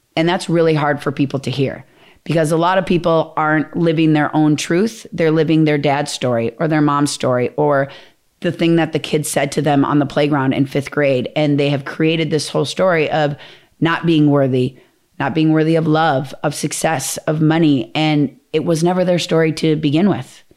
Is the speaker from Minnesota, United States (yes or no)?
yes; Minnesota, United States; I'm from Minnesota. We're, like, very Midwest values